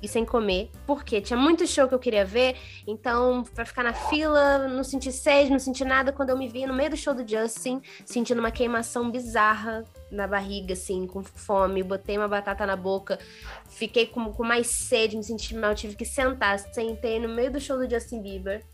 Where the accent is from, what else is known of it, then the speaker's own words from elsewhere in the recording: Rio de Janeiro, Brazil; eu já sou do Rio